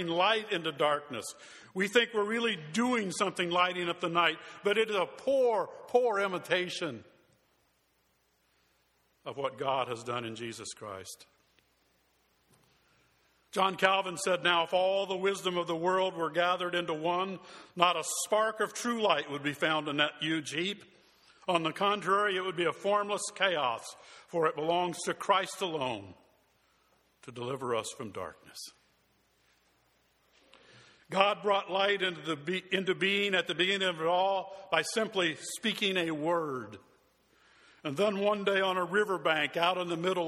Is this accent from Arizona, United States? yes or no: yes; Tucson, Arizona, United States; moved away; In my hometown of Tucson, Arizona